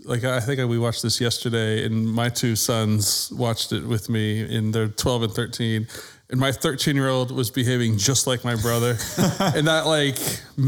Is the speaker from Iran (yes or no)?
no; New England, United States; now in Texas, United States; growing up in New England